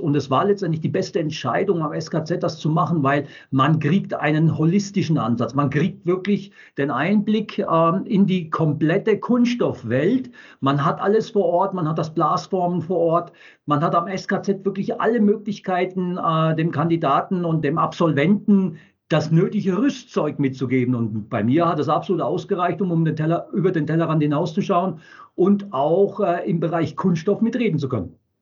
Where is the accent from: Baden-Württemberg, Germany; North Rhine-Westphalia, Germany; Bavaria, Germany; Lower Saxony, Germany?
Baden-Württemberg, Germany; Wertheim; geboren in Wertheim an der Tauber